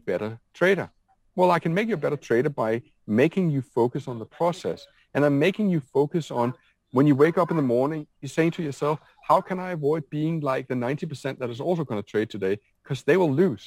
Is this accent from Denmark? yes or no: yes; Denmark; I'm from Denmark.